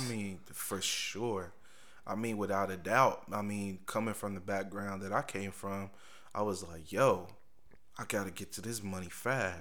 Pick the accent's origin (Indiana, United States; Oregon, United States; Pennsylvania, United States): Indiana, United States; Indianapolis; moved away as an adult; also born or lived in Richmond; Growing up in Indianapolis.